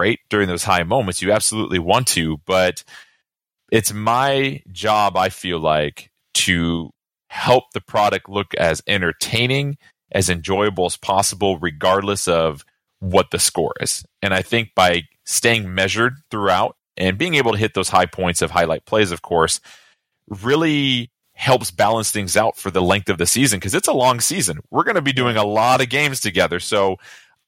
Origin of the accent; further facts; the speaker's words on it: California, United States; I grew up with in California